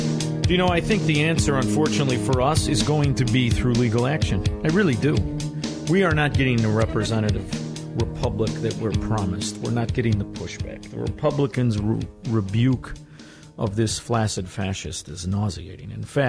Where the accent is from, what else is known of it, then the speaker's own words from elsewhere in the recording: Illinois, United States; we're from from Illinois. Come on.